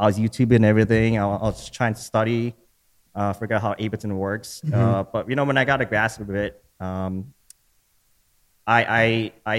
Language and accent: English; Minnesota, United States; also born or lived in Chicago, Illinois; I moved here when I was 2